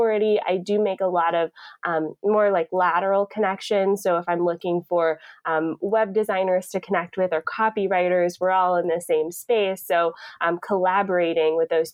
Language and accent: English; Atlanta, Georgia, United States; now in Niagara Falls, Canada; I'm originally from Atlanta